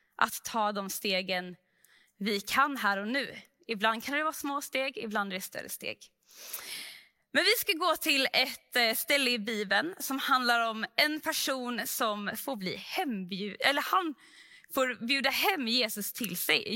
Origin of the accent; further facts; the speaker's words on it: Sweden; vi som svenskar